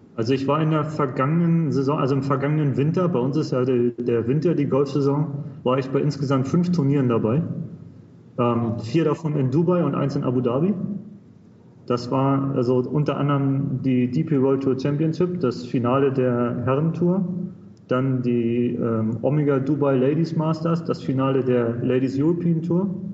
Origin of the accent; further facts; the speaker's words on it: Hamburg, Germany; moved away as an adult; now in United Arab Emirates; ich komme aus, ursprünglich aus Hamburg